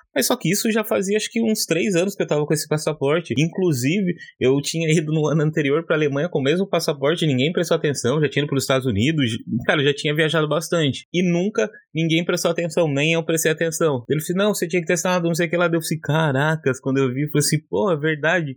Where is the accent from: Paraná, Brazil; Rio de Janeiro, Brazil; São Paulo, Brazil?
São Paulo, Brazil; moved away as an adult; now in Limerick, Ireland; Sou de São Paulo. É, hoje eu moro aqui em Limerick